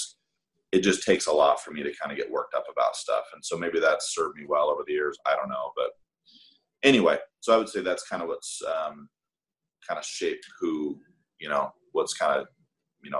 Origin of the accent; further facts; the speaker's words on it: Salt Lake City, Utah, United States; in Salt Lake, you know, I grew up in the Mormon church